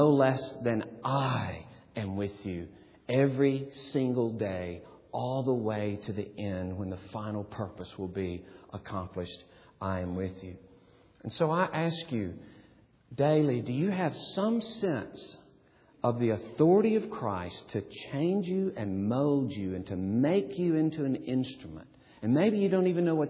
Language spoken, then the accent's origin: English; Gadsden, Alabama, United States; moved away; my hometown, Gadsden